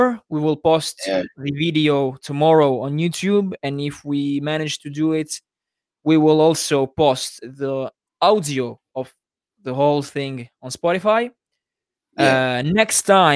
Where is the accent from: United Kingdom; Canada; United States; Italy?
Italy; I'm from Italy